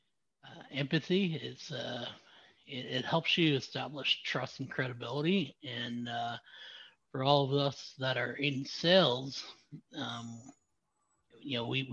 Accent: Southwestern Ontario, Canada; now in Ottawa, Canada; I was born in Southern Ontario. Southwestern Ontario.

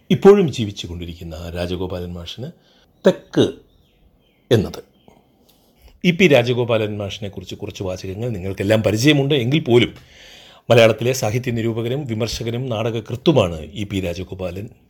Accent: Kottayam, Kerala, India; moved away as an adult; also born or lived in Kozhikode / Kannur / Thrissur; ഞാൻ ജനിച്ചത് കോട്ടയത്താണ് പഠിച്ചതും കോട്ടയത്താണ്

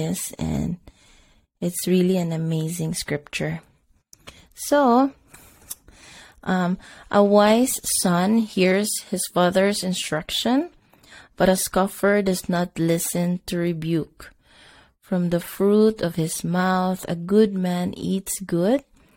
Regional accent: Bisaya, Visayas, Philippines; first language Cebuano (Bisaya); English is a second language; It's in my Bisaya language

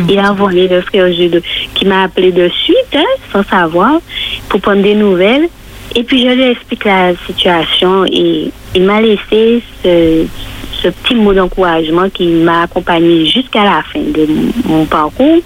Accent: Martinique; chez nous en Martinique

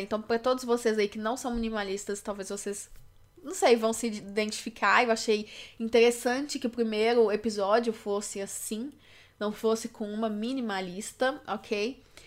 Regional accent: Belo Horizonte, Minas Gerais, Brazil; eu sou de Minas Gerais, Belo Horizonte

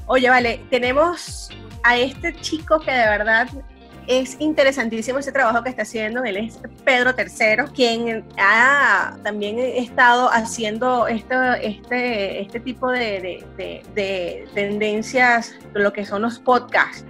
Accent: San Felipe, Yaracuy, Venezuela; now in Barquisimeto, Venezuela; yo crecí, yo crecí en San Felipe, en el estado Yaracuy.

